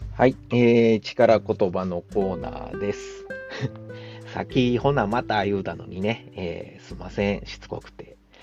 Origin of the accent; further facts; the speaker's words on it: Kansai, Japan; accent: Kansai dialect; 関西人の僕